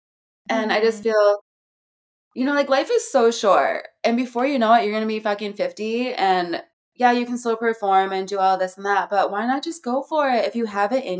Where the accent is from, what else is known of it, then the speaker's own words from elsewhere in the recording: Hell, Michigan, United States; moved away as an adult; also born or lived in New York City; now in Los Angeles, United States; I'm from Hell, Michigan